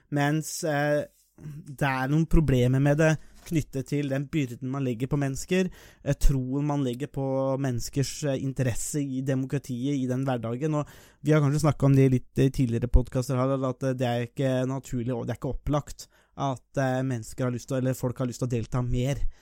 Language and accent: Norwegian; Nesbyen, Buskerud, Norway; jeg er jo fra Nesbyen